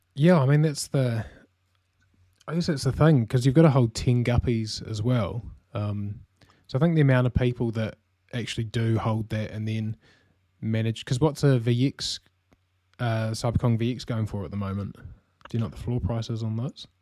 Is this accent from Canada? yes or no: no; New Zealand; as you can probably tell from my accent as well, uh, I'm from New Zealand.